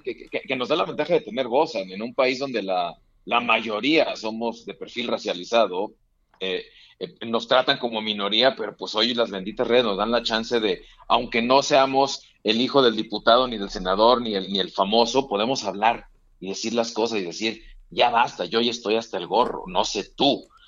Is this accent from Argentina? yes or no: no; Mexico; ¿Cómo somos los mexicanos? Así somos